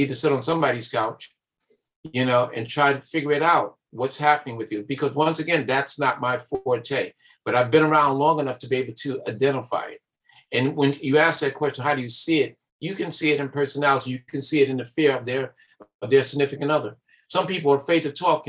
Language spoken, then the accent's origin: English; New York City, New York, United States; I grew up in Bed-Stuy